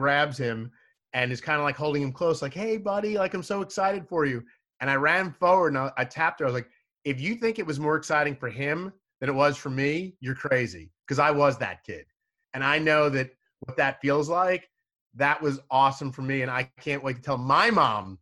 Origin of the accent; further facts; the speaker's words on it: Long Island, New York, United States; moved away as an adult; also born or lived in Salisbury, Maryland / Birmingham, Alabama / Baltimore; now in Washington, D.C., United States; I grew up in Long Island, but my on-air started in Salisbury, Maryland